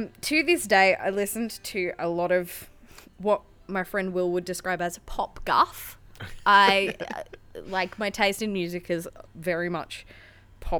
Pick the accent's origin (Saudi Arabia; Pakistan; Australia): Australia; Sydney, New South Wales; moved away as an adult; also born or lived in Newcastle, Australia; I grew up in Western Sydney